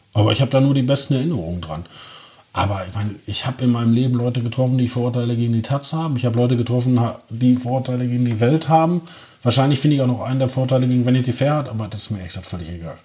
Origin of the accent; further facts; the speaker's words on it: Herne, North Rhine-Westphalia, Germany; moved away as an adult; also born or lived in Essen / Leipzig; now in Berlin, Germany; danach sofort nach Wanne-Eickel verbracht worden